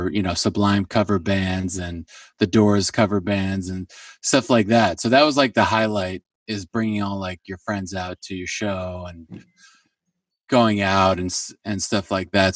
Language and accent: English; New Haven, Connecticut, United States; also born or lived in Brooklyn, New York; now in Los Angeles, United States; I grew up about 2 hours east of New York, in a suburb of New Haven, Connecticut